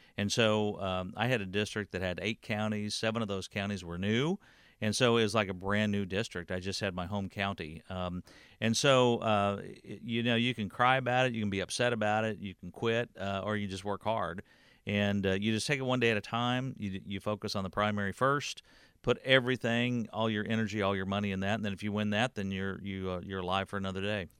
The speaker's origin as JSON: {"language": "English", "town": "Warrensburg", "region": "Missouri", "country": "United States", "tie": "born or raised there", "said": "I grew up in Warrensburg"}